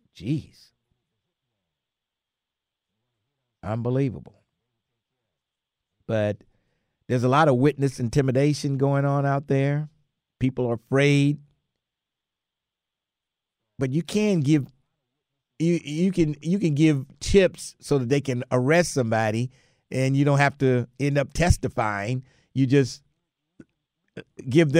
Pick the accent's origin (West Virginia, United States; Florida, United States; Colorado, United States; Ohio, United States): Ohio, United States; Cincinnati; I was born in General Hospital 73 years ago